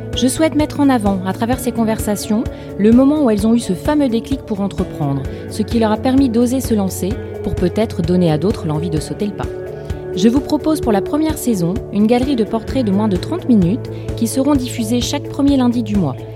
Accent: Lille, Hauts-de-France, France; Je suis lilloise

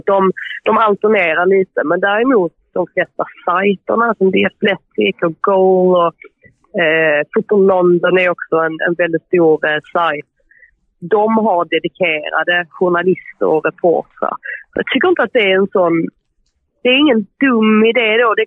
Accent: Sweden; moved away as an adult; now in England, United Kingdom; när man som svensk hör av sig

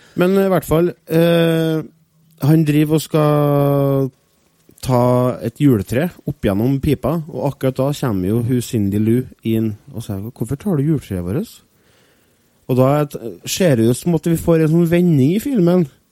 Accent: Norway; for meg som nordmann

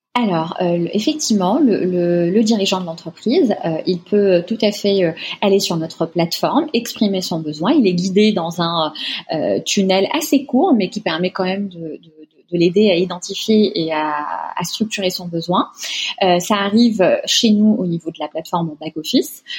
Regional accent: Tunisia; moved away as an adult; now in France; je suis née, j'ai grandi en Tunisie où j'ai fait une partie de mes études. Euh, ensuite, je suis venue en France pour poursuivre mes études

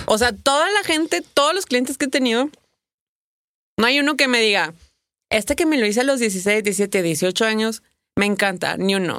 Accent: Torreón, Coahuila, Mexico; moved away as an adult; also born or lived in Mexico City, Mexico; soy de Torreón, me fui a Torreón

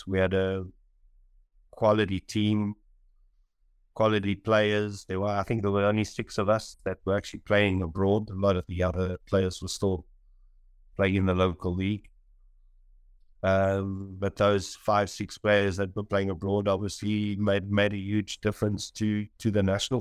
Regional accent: Roodepoort, Gauteng, South Africa; moved away as an adult; also born or lived in Portugal; now in Cape Town, South Africa; born and bred in Roodepoort, you know, went to school there and grew up there

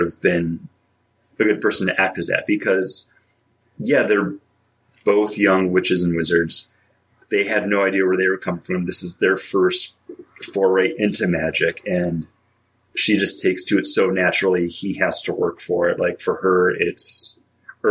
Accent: Northeast, United States; I was raised in the Northeast

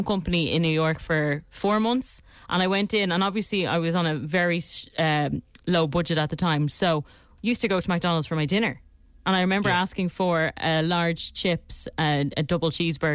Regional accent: Ireland; Don't say I'm not Irish. I have the most Irish name ever.

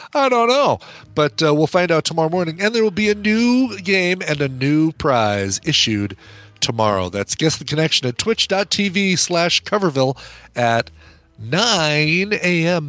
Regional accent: Colorado, United States; I'm from Colorado.

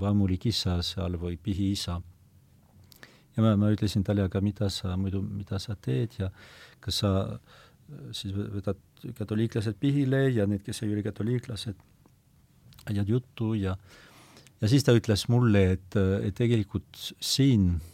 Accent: foot of the Pyrenees, about 100 km west of Lourdes, Nouvelle-Aquitaine, France; Estonian is a second language; now in Estonia; ma olen sündinud äh, Pirenee mm -hmm. jalamil muuhulgas, aga umbes sada kilomeetrit äh, lääne poole äh, võrreldes Lourdiga

